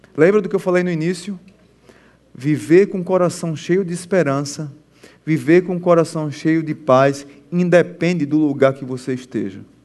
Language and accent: Portuguese; Pernambuco, Brazil; Sou pernambucano